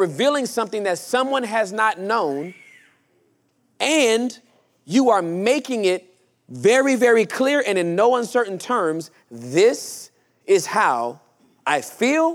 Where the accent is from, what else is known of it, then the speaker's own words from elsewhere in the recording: Inglewood, California, United States; I was born and raised in Inglewood, California, during the height of gang violence